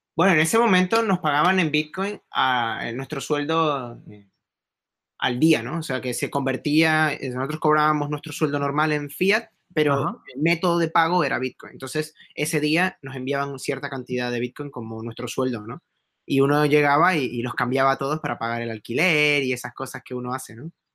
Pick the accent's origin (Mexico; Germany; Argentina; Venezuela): Venezuela; moved away as an adult; also born or lived in Spain; yo me fui de Venezuela entre el 2004-2005